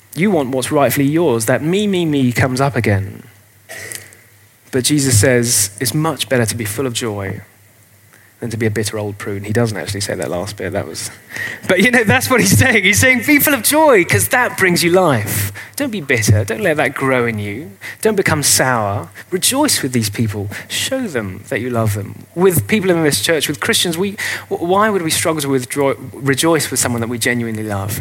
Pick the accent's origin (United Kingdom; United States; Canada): United Kingdom; England; carry on being English